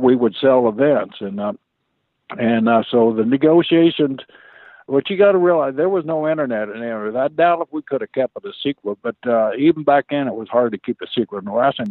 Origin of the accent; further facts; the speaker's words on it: Stillwater, Oklahoma, United States; also born or lived in Blackwell, Oklahoma; the family packed up and we moved up to Stillwater from Blackwell and I wrestled at Stillwater High School